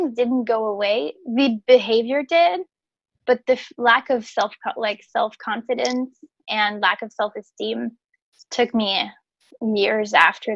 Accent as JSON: {"language": "English", "town": "Quebec City", "region": "Quebec", "country": "Canada", "tie": "born or raised there", "also_born_or_lived": "Montreal", "said": "I was away from my hometown, which is Quebec City. So I moved to Montreal, which is 2 hours away."}